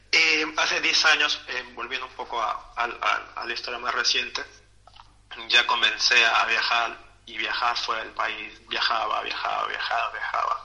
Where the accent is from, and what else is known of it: Peru; born or raised there; moved away